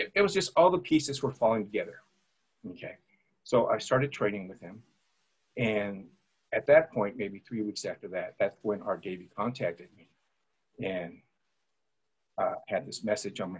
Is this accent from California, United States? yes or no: yes; Santa Ana, California, United States; That's where I grew up. I grew up in Santa Ana